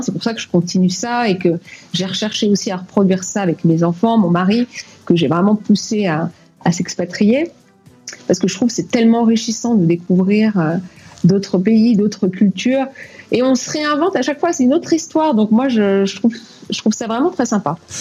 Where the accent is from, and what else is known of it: France; moved away; also born or lived in Cuba / Martinique